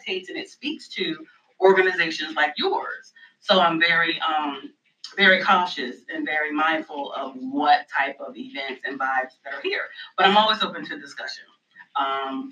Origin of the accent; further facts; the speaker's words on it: New Jersey, United States; now in Raleigh, United States; And I'm originally from New Jersey. I have moved to Raleigh, North Carolina in 2005, so this is home as far as I'm concerned.